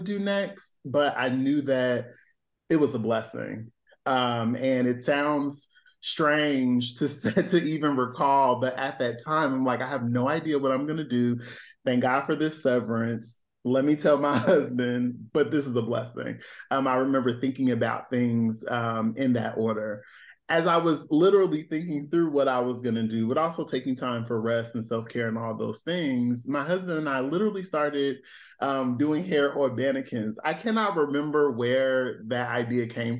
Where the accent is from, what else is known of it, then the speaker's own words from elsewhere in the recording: Chicago, Illinois, United States; moved away as an adult; also born or lived in Philadelphia; I was born and raised in Chicago